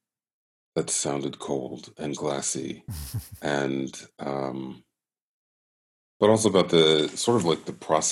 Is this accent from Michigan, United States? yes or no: yes; Michigan, United States; also born or lived in Northeast US; now in Northeast, United States; I'm from Michigan. I went to school at Interlochen. I now live in the Northeast